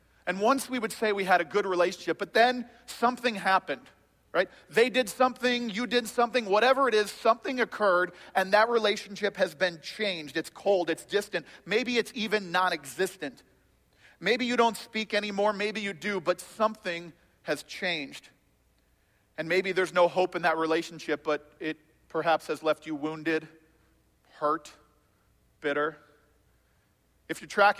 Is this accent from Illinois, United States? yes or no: yes; Chicago, Illinois, United States; also born or lived in South Florida; I'm from Chicago